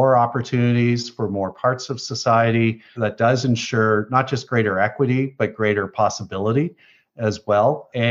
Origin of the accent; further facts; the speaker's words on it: Canada; i came back to canada five years ago to have a positive impact in my home country